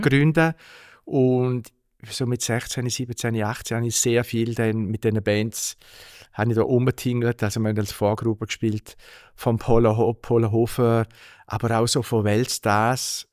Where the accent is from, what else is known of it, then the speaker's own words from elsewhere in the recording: Altstätten, St. Gallen, Switzerland; ich bin in Altstädten aufgewachsen, zumindest im Städtli